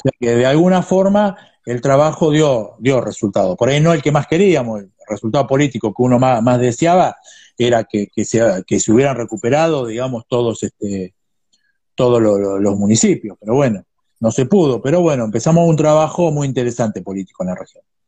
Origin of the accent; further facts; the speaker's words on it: Ensenada, Buenos Aires Province, Argentina; soy de Ensenada